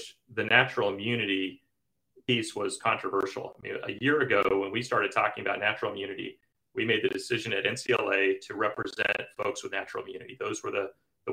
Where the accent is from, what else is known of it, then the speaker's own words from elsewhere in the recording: Kansas City, United States; I grew up in Kansas City